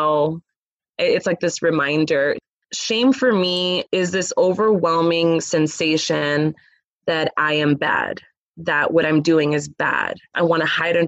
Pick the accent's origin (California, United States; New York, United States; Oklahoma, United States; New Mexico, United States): California, United States; Los Angeles; I grew up in Los Angeles, California.